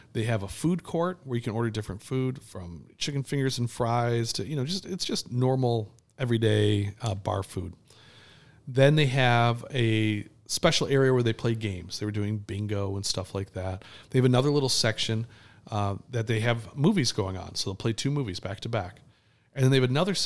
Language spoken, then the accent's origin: English; Detroit, Michigan, United States; also born or lived in Ann Arbor, Michigan; we're from Detroit